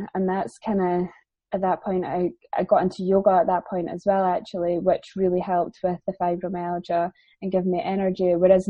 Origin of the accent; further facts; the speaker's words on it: England, United Kingdom; I've got family down there, and I am actually English, not that anybody ever believes me.